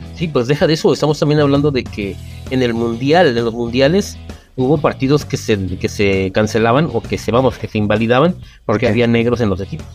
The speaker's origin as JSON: {"language": "Spanish", "country": "Mexico", "said": "nos llamamos los mexicanos"}